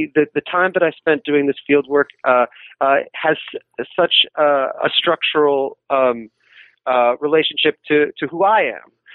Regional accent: New York City, New York, United States; I'm from New York City

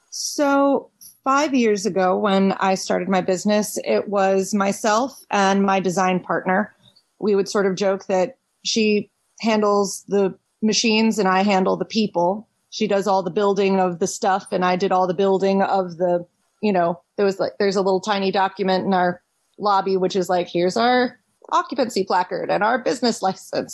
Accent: Washington, District of Columbia, United States; moved away as an adult; also born or lived in Philadelphia; I was born and raised in Washington D.C. proper.

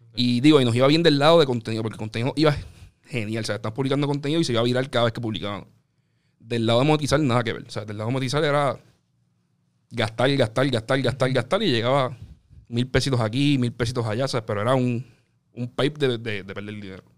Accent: Carolina, Puerto Rico; yo soy de Carolina, estudié en la UP en Río Piedra

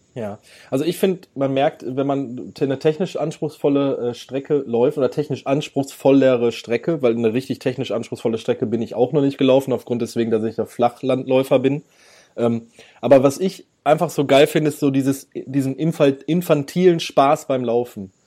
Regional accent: Ruhr area, North Rhine-Westphalia, Germany; ich, ich komme aus dem Ruhrgebiet

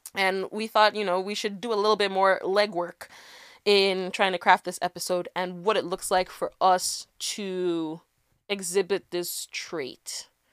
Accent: Nigeria; as a Nigerian

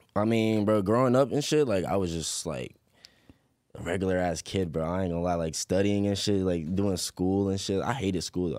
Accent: Chesapeake, Virginia, United States; also born or lived in Portsmouth, Virginia; I was born in Portsmouth, but I was rain-, raised in Chesapeake

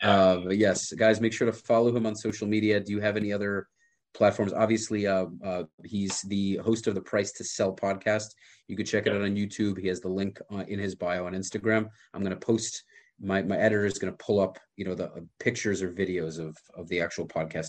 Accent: New York, United States; I'm from New York where everything is so, you know, squashed together.

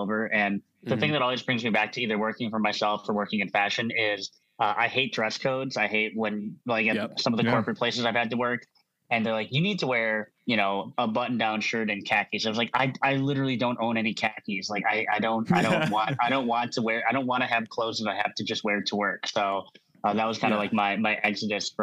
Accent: Madison, Wisconsin, United States; now in Milwaukee, United States; I was originally from the Madison area, and then ended up going to college in Milwaukee, and then I just stayed there ever since

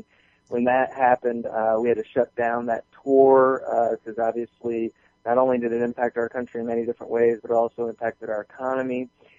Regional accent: Southern United States, United States; And the only reason I even picked up and moved to Atlanta is because I'm from the South, my family's down here, and I'm a warm climate kind of guy.

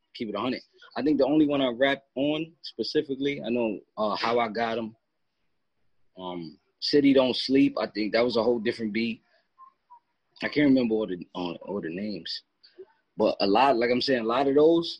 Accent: Katona, New York, United States; I'm from Katona, like it's not too far.

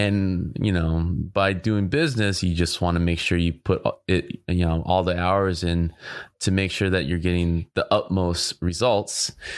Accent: Orange County, California, United States; I grew up in Orange County as well

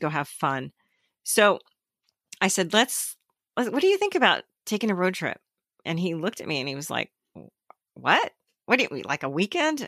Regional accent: Southern California, United States; I grew up in Southern California

